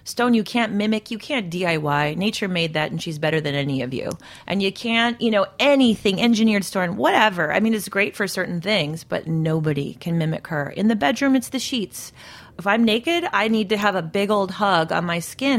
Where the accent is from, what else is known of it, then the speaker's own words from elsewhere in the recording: Midwest, United States; I come from the Midwest